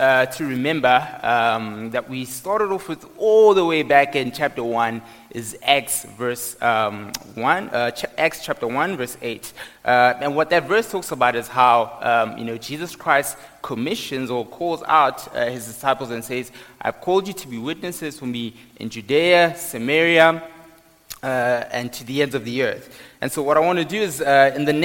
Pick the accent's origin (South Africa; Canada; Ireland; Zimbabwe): South Africa; Johannesburg, Gauteng; moved away as an adult; now in Pretoria, South Africa; I grew up in Johannesburg